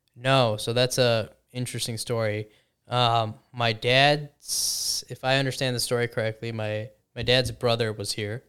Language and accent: English; Chicago, Illinois, United States; I grew up in the Chicagoland area in a, in a, you know, a Indian family